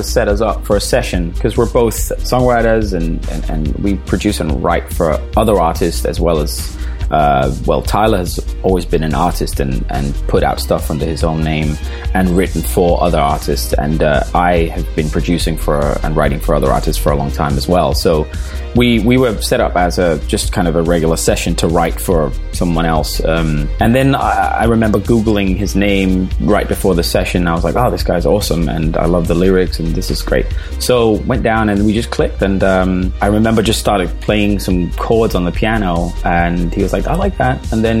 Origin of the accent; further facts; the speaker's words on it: Denmark; English is a second language; also born or lived in England; now in Los Angeles, United States; I'm from Denmark originally. I'm born and raised in Denmark. My dad is Scottish, but moved to Denmark like 45 years ago or something.